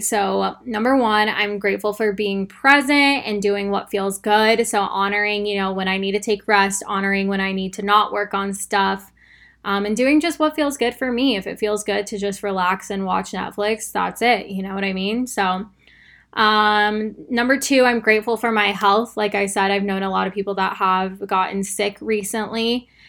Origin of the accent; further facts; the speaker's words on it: Arizona, United States; now in Texas, United States; I live in Texas and I'm from Arizona